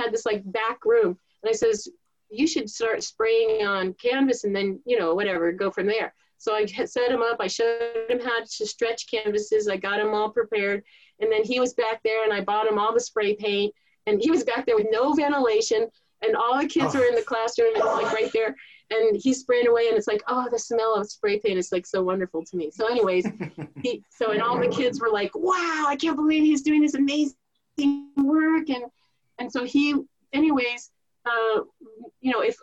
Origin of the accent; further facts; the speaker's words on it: Thousand Oaks, California, United States; I'm from Thousand Oaks. Everybody has a gun.